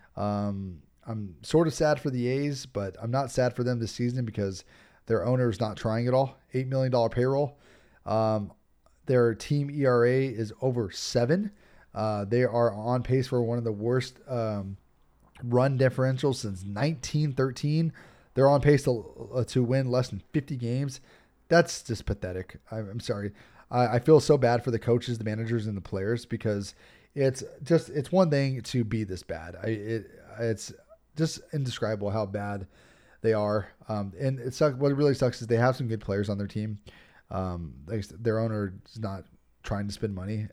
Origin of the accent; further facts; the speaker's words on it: Los Angeles, California, United States; I live here in Los Angeles.